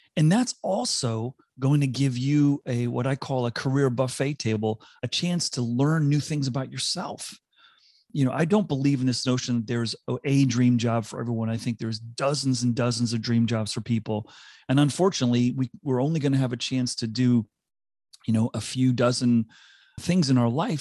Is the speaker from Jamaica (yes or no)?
no; South Africa; accent: South African; moved away; also born or lived in United States / Singapore / Vancouver; I grew up in South Africa. I had to adapt and was m, teased mercilessly when I moved to the U S 'cause I had a very strong South African accent.